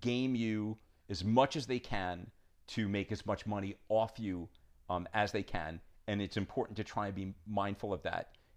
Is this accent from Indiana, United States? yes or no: no; New York, United States; also born or lived in Southern California; I'm from New York